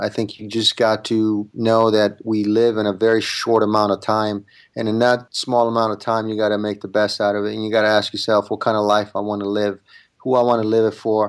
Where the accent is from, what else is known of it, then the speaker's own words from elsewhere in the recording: Italy; English is a second language; now in United States; I'm an immigrant. I came from Italy without speaking one word of English.